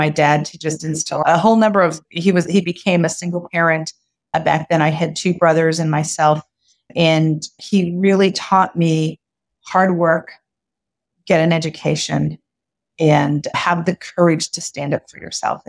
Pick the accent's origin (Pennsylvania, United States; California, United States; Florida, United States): California, United States; born and raised in California from a Mexican father and a Japanese mother.